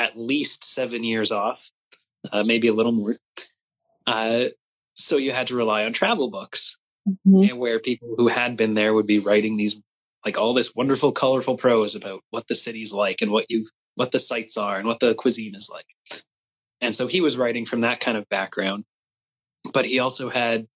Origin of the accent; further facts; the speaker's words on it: Canada; I don't speak much French, despite being Canadian